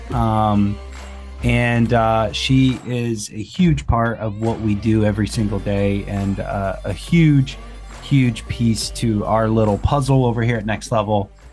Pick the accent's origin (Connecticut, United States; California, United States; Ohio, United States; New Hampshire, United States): Ohio, United States; I'm from Ohio